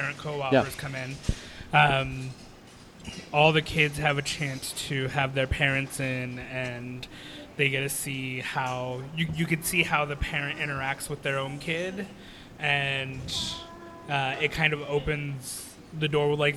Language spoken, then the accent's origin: English; Colorado, United States; When I growing up in Colorado